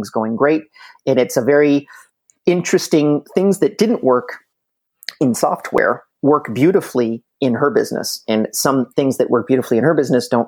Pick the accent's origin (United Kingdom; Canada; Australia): Canada; also born or lived in Montreal, Canada; from planet Earth, more specifically in Montreal, Canada